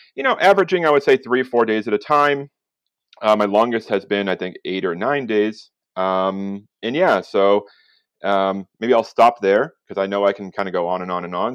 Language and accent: English; outside of Boston, Massachusetts, United States; moved away as an adult; now in Palestine; if you can tell by my accent, I'm from outside of Boston